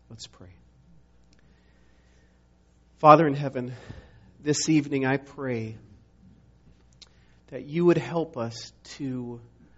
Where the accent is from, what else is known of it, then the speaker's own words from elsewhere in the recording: Montana, United States; moved away; I grew up in Montana